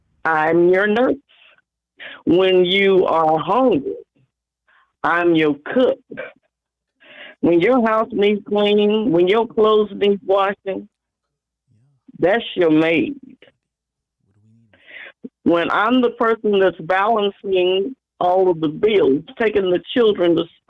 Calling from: Kansas City, Missouri, United States

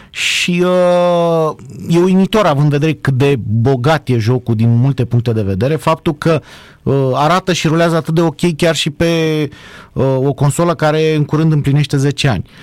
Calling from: Oradea, Bihor County, Romania; și vă sunt din Oradea.

